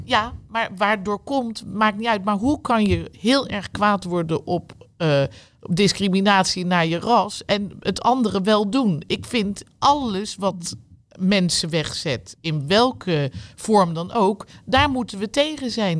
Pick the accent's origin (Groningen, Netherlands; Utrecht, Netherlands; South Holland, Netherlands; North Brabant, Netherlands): South Holland, Netherlands; The Hague; Ik ben niet een echte Rotterdamse, helemaal niet, we komen uit Den Haag.